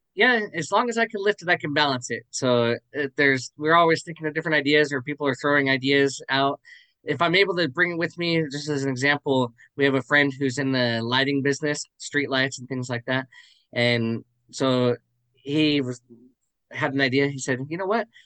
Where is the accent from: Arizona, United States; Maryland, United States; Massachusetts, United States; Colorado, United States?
Arizona, United States; I'm from Arizona, so I would um, do it uh, for different local church talent shows